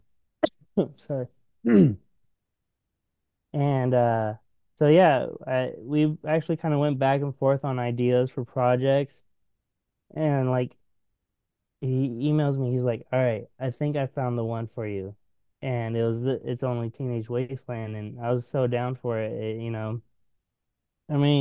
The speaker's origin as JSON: {"language": "English", "region": "Washington", "country": "United States", "moved": "yes", "lives_now": "Portland, United States", "said": "I'm from Washington"}